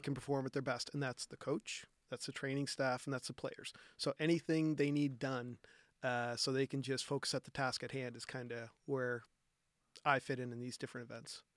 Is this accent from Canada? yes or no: yes; Halifax, Nova Scotia, Canada; I grew up on the Nova Scotia Voyagers where, where skating both the Halifax Forum and then Scotiabank slash Metro Center.